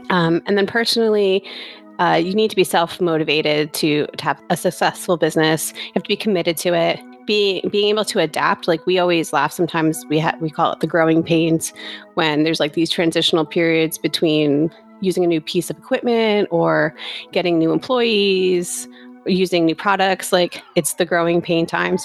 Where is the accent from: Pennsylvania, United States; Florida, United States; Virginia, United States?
Pennsylvania, United States; Bangor; I grew up in Bangor, Pennsylvania, which is kind of near the Poconos